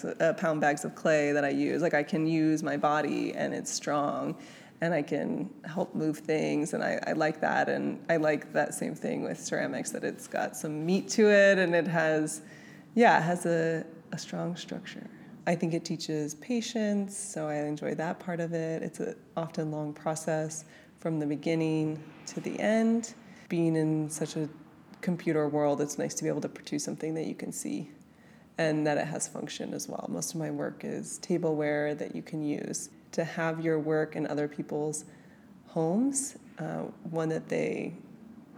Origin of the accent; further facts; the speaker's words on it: United States; I was born in the United States and the only member of my family that was born in the United States